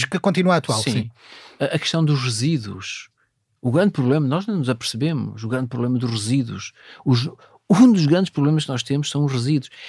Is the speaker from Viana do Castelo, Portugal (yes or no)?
yes; Viana do Castelo, Portugal; tinha que andar eh, 40 km, apanhar o comboio para ir para o Liceu de Viana do Castelo. Portanto, sou da zona de Vila Observeira, portanto, vinha para, para Viana do Castelo.